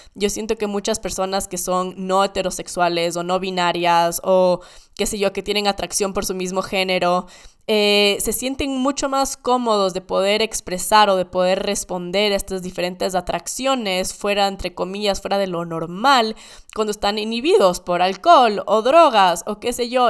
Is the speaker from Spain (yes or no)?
no; Ecuador; Creciendo en Ecuador